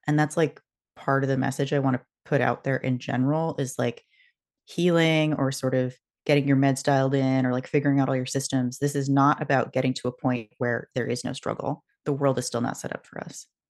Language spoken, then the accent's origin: English; West Coast, United States; moved away; also born or lived in Boston; I grew up on the West Coast